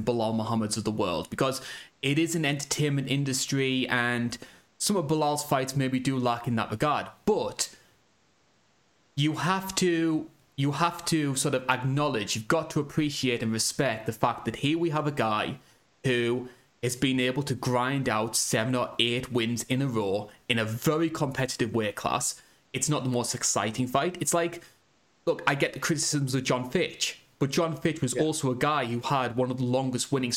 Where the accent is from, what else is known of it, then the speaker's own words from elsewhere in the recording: United Kingdom; as a Brit.